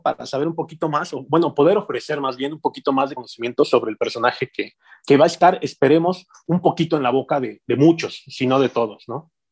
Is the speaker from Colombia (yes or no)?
no; Mexico City, Mexico; now in Morelia, Mexico; siendo em, chilango